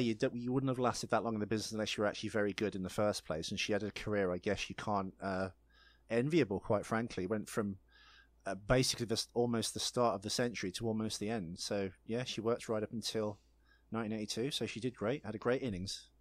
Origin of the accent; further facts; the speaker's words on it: United Kingdom; I'm British